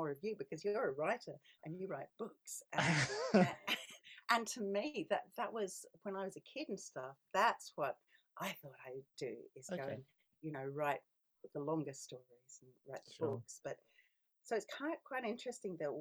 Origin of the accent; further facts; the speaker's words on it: Australia; moved away as an adult; also born or lived in Scotland / London; I was born in Scotland, but I immigrated as a child to Australia, and that's where I grew up